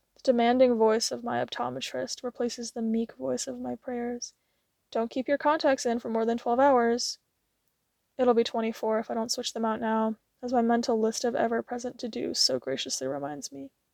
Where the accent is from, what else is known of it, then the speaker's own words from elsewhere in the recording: United States; I'm an Asian-American woman